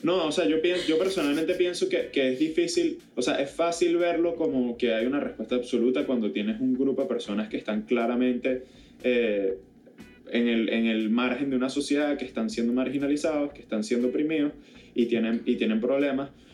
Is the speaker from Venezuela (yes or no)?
yes; Venezuela; yo al final del día soy venezolano, independientemente de dónde hayan venido o no mis padres